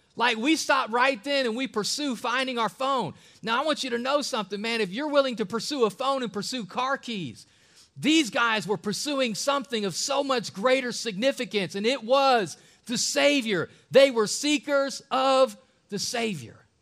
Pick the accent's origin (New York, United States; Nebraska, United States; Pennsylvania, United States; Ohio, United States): Ohio, United States; an Ohio native man